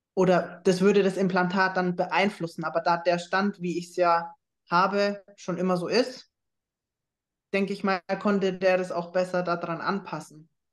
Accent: Schweinfurt, Bavaria, Germany; Ich komme ja aus Schweinfurt

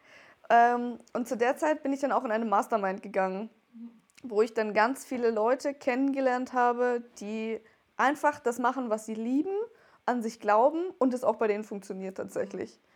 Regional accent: Wertheim, Baden-Württemberg, Germany; ich komme aus Wertheim

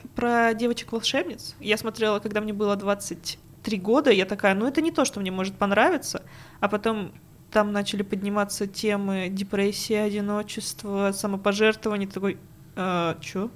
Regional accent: Prokopyevsk, Kemerovo Oblast, Russia; moved away; also born or lived in Tomsk; я жила в очень маленьком городке в Прокопьевске, там был один магазинчик, где я могла купить диск аниме.

